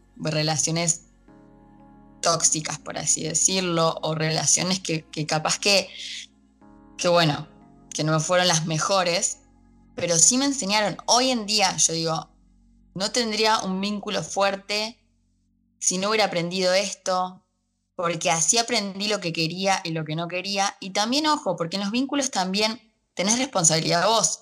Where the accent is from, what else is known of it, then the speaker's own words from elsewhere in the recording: Argentina; acá en Argentina, de donde soy